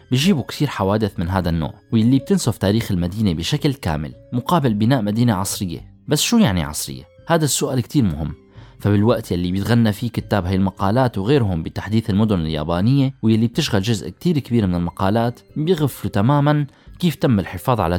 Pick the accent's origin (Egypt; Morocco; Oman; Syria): Syria